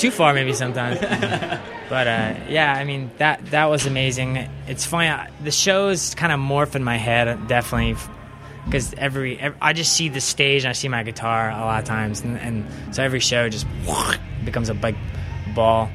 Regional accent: Richmond, Virginia, United States; also born or lived in Savannah, Georgia; I'm from Richmond, Virginia, and that's basically where I grew up the whole time

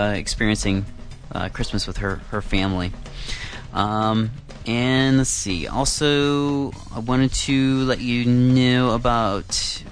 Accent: Iowa, United States; moved away as an adult; now in Vancouver, Canada; I'm from Iowa, but now I'm living in Vancouver

